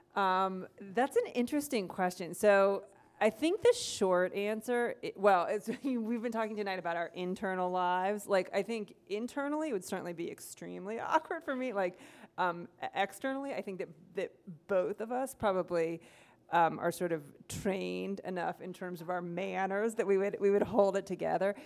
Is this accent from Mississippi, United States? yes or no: no; Ohio, United States; moved away as an adult; also born or lived in Iowa / Missouri; now in Minnesota, United States; I grew up in Ohio.